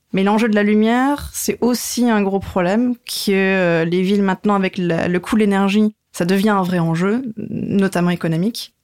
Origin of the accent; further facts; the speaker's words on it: Lorraine, Grand Est, France; moved away as an adult; now in Strasbourg, France; je suis pas alsacienne, mais je suis lorraine